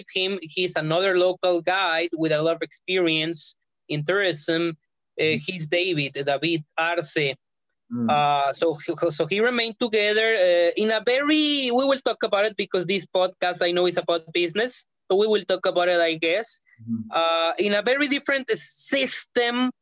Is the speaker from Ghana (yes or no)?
no; Ensenada, Baja California, Mexico; moved away as an adult; I was born and raised in Ensenada, Baja California, Mexico